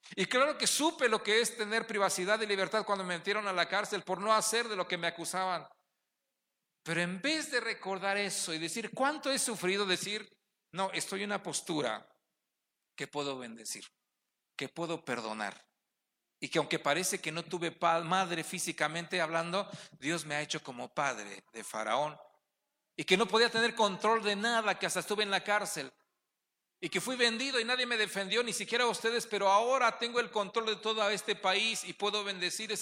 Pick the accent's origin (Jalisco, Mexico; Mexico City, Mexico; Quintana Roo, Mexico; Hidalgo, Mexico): Hidalgo, Mexico; Ixmiquilpan; Somos de Ixmiquilpan